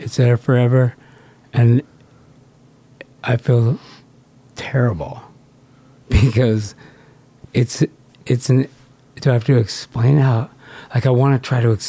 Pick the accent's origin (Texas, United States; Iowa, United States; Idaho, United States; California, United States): California, United States; Southern; I'm from California. Yeah, yeah. I grew up at the beach.